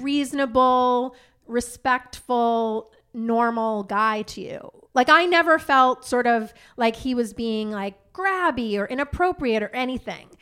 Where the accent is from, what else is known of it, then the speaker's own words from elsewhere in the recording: Long Island, New York, United States; I grew up on Long Island